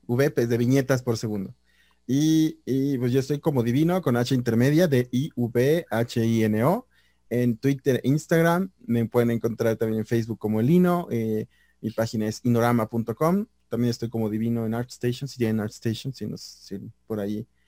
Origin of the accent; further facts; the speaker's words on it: Mexico; sí soy mexicano, mexicano